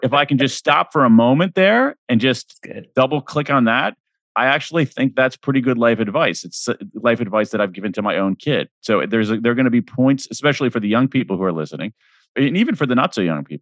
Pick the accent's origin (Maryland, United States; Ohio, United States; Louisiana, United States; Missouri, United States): Ohio, United States; Central; I grew up in Central Ohio